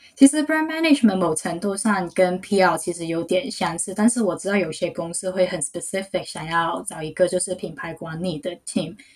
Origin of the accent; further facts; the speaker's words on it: Hong Kong; Chinese is a second language; moved away; also born or lived in New York; 我是来自香港的，所以要是我的普通话没有说得很标准的话，就请大家体谅一下